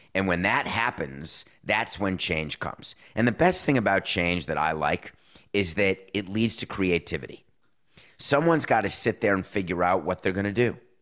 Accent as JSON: {"language": "English", "town": "Milwaukee", "region": "Wisconsin", "country": "United States", "tie": "born or raised there"}